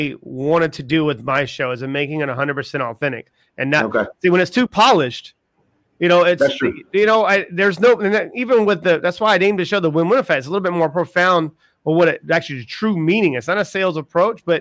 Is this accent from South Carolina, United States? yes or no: yes; South Carolina, United States; I'm from South Carolina